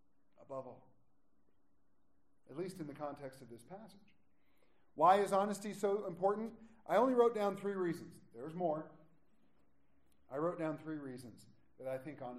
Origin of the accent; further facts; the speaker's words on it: United States; also born or lived in Gunnison County, Colorado; we're American Christians